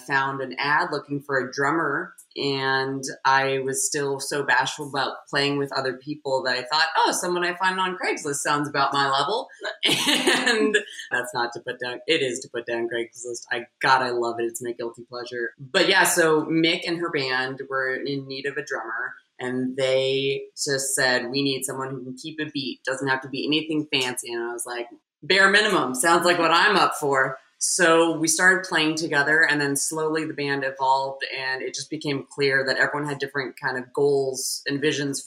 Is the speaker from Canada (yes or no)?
no; Seattle, Washington, United States; also born or lived in East Coast; now in Los Angeles, United States; I'm from Seattle.